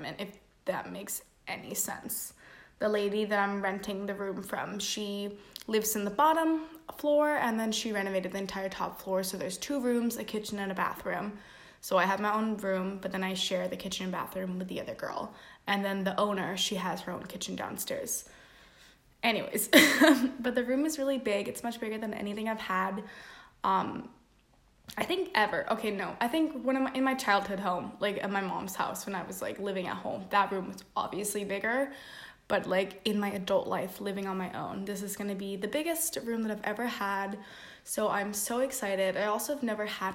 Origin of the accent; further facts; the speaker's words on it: Denmark; I'm from Denmark